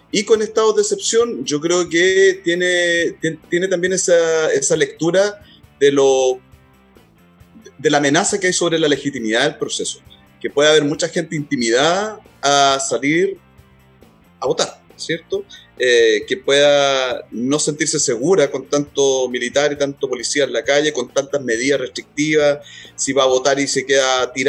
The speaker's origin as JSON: {"language": "Spanish", "town": "Talcahuano", "region": "Biobío", "country": "Chile", "tie": "born or raised there", "said": "yo nací en, Talcahuano yo también"}